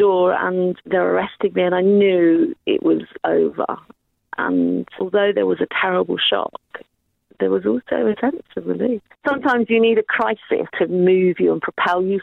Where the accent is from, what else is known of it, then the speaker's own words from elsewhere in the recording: Ireland; I'm white Irish, 57 years old